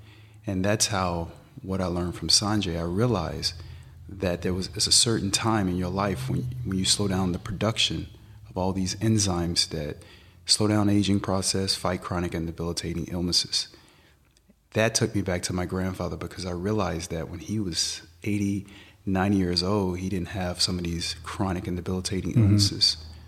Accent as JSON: {"language": "English", "region": "Tennessee", "country": "United States", "tie": "born or raised there", "said": "Well, I grew up in Tennessee, and I grew up on a farm. My grandfather, he's a part Native American."}